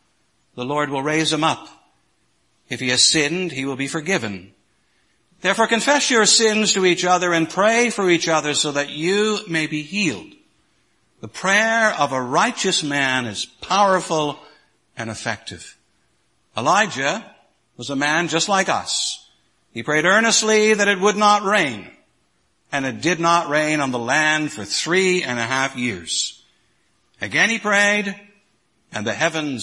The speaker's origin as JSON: {"language": "English", "region": "Ontario", "country": "Canada", "tie": "born or raised there", "said": "When I was growing up in Ontario"}